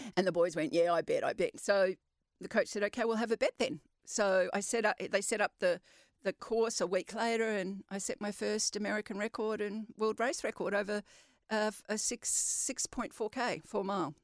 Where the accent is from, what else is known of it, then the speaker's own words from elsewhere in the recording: Western Australia, Australia; I'm very proud of being West Australian